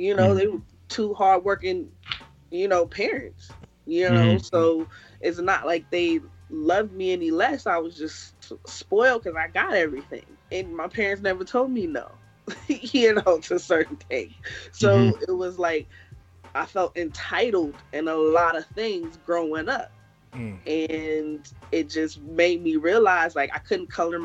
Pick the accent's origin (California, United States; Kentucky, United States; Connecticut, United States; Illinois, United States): California, United States; also born or lived in Kingston, Jamaica; I was definitely born in Kingston and was raised in California